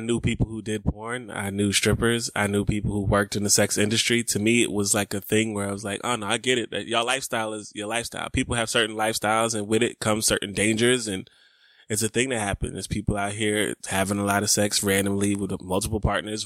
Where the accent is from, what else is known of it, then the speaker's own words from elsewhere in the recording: the South, United States; growing up in the South, in the nineties in churches